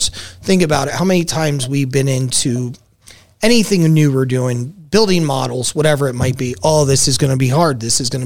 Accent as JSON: {"language": "English", "region": "New Jersey", "country": "United States", "tie": "born or raised there", "moved": "yes", "lives_now": "Las Vegas, United States", "said": "growing up in Jersey compared to Vegas, I would have never had that in Jersey."}